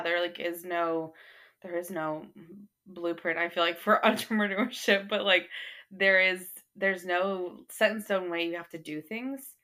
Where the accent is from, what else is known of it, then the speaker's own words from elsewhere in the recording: North Texas, United States; also born or lived in Arkansas; I grew up here in North Texas